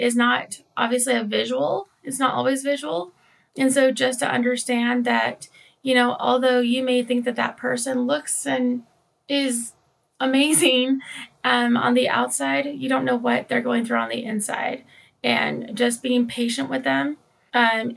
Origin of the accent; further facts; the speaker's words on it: Idaho, United States; we are from Idaho